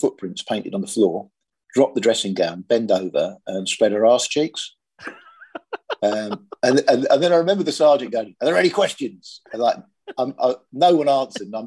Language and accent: English; Sussex, South East England, United Kingdom; I was brought up in Sussex